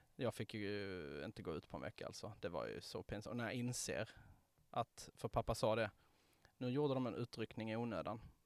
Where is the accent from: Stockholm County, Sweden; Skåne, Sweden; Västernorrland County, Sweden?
Skåne, Sweden; Ystad; i Ystad där jag växte upp